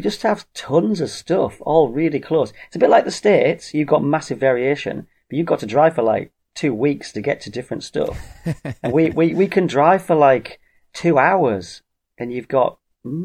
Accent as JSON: {"language": "English", "country": "United Kingdom", "said": "I am British"}